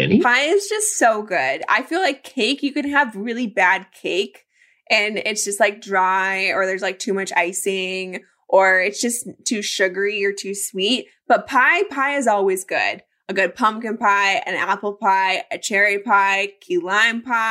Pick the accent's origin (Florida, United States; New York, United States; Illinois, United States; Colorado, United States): Colorado, United States; I grew up in Colorado